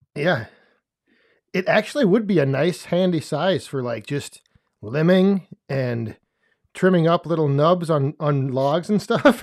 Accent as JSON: {"language": "English", "region": "West Central Wisconsin", "country": "United States", "tie": "born or raised there", "said": "whenever people ask me, I just say, \"West Central Wisconsin,\""}